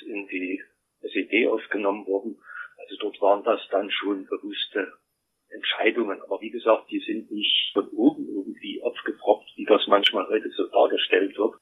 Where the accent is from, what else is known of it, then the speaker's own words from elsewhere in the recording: East Germany, Germany; Ich bin ja in der DDR groß geworden.